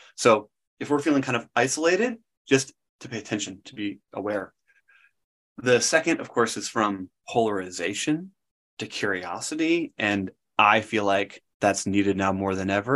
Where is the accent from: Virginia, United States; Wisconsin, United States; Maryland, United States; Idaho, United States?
Wisconsin, United States; moved away; I grew up in Wisconsin and part of a wonderful kind of Christian family